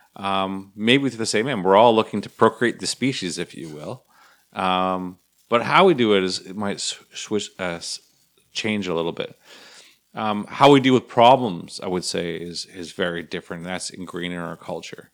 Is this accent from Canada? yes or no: yes; Canada; fellow Canadians